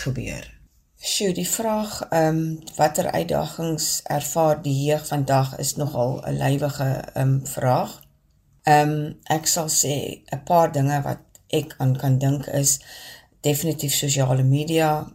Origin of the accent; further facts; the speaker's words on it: Vredendaal, Western Cape, South Africa; also born or lived in Stellenbosch; now in Kuils River, South Africa; Ek is gebore op Vredendaal, maar bly al vir 'n geruime aantal jare in die Wes-Kaap en heuidiglik in Kuilsrivier.